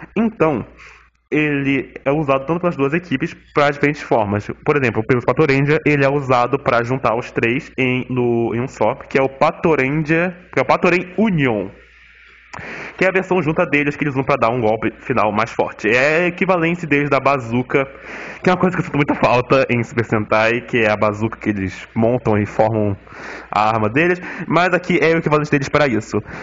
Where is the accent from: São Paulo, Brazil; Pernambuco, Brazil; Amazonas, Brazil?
Amazonas, Brazil; Manaus; eu sou de Manaus